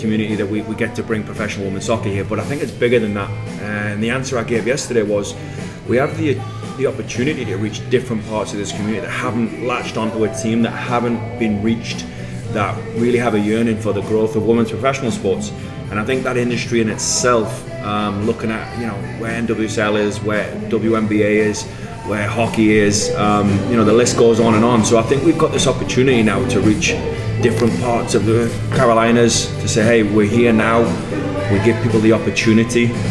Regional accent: Newcastle upon Tyne, North East England, United Kingdom; now in Charlotte, United States; born 5 miles from the stadium. Like any other person from that area, you have no choice. It's a one club city. So I was Newcastle mad growing up

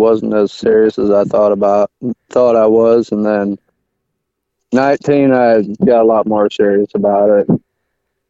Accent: Middlebury, Indiana, United States; now in Howe, United States; I call Middlebury my hometown, and then, I mean, that's basically where I was most of my life

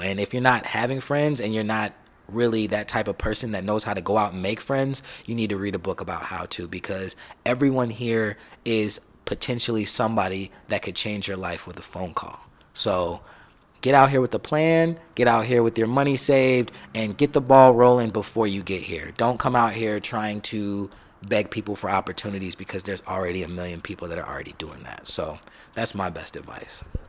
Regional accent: East Moline, Illinois, United States; now in Los Angeles, United States; I am originally from East Moline, Illinois, East Mo Panthers.

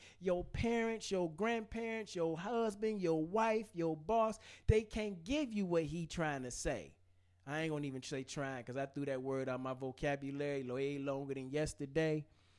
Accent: Detroit, Michigan, United States; It's easy for me to say I grew up in Detroit public schools.

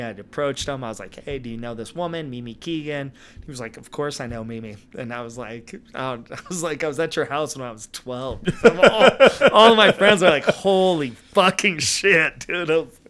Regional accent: California, United States; So growing up, I grew up in the Valley, basically, in the 80s.

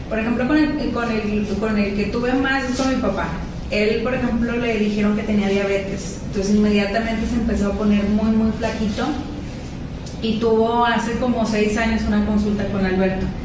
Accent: Portugal; de lo soy portuguesa. Ah, sí es ¿eh? portuguesa.

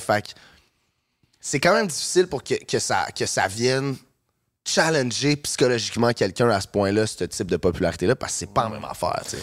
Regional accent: Saint-Bruno-de-Montarville, Quebec, Canada; je, je viens de Saint-Bruno, puis euh, j'habitais pas à Montréal

